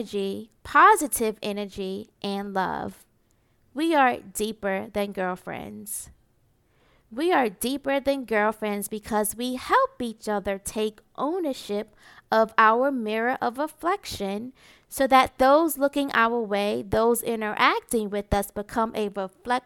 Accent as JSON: {"language": "English", "town": "New York City", "region": "New York", "country": "United States", "tie": "born or raised there", "said": "growing up in Marcy Projects"}